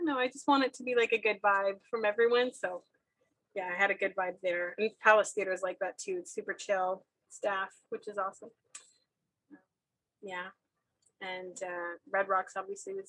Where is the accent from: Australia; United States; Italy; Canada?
Canada; Moncton, New Brunswick; moved away as an adult; now in Ottawa, Canada; I grew up in Moncton and I would take the train to Montreal and see shows all the time